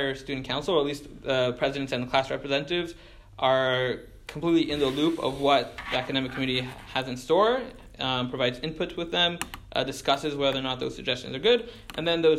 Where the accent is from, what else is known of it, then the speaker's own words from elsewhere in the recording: Montreal, Quebec, Canada; moved away as an adult; now in Israel; I tell them I'm from Canada.